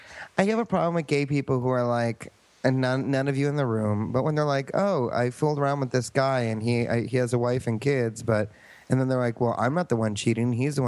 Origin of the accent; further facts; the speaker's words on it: New York, United States; I'm from New York.